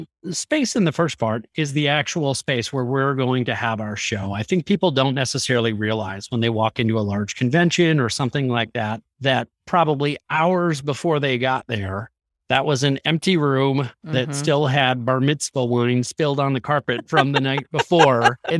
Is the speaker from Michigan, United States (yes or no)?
no; Chicago, Illinois, United States; now in Las Vegas, United States; I'm a production lighting designer for work, live in Las Vegas, Nevada. I am from Chicago originally.